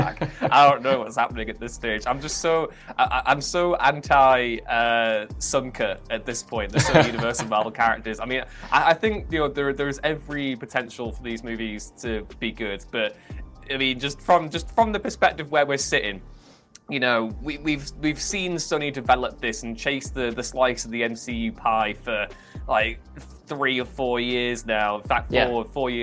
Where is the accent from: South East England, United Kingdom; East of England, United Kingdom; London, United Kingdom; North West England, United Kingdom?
North West England, United Kingdom; Liverpool; I'm from Liverpool